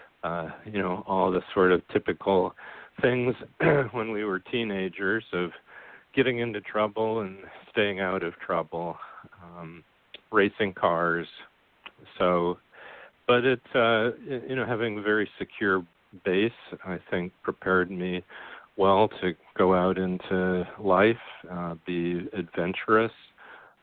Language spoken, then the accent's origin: English; Goshen, Indiana, United States; I grew up in Goshen, Indiana, which when I was growing up, the population was about 10,000